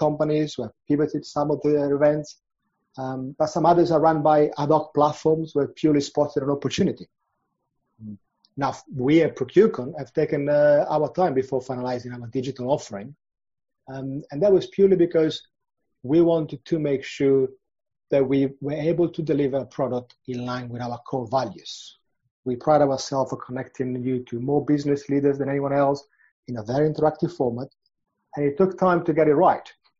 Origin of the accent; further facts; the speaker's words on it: Milan, Lombardy, Italy; moved away as an adult; now in London, United Kingdom; I'm originally from Milan and moved from Italy to London after finishing my studies.